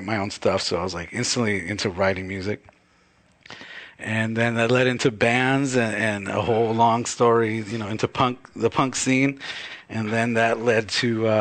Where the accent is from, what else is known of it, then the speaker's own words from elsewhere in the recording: Baldwin Park, California, United States; also born or lived in New England; now in Los Angeles, United States; I'm from Ballin Park, California.